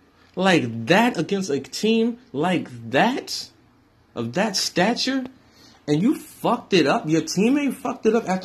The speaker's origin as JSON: {"language": "English", "region": "New York", "country": "United States", "said": "I'm from New York."}